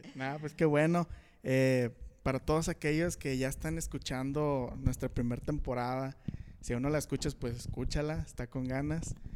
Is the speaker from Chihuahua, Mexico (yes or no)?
no; Saltillo, Coahuila, Mexico; Somos de aquí de Saltillo, Coahuila